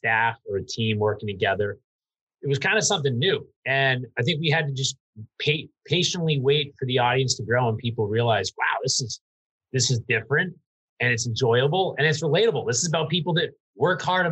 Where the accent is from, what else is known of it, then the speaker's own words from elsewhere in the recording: New Hampshire, United States; I'm from New Hampshire